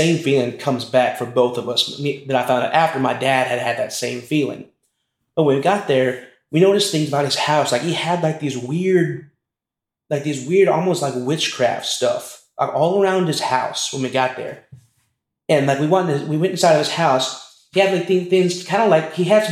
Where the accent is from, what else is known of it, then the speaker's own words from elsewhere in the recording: Texas, United States; now in Lubbock, United States; we're from Texas, in a small town in Texas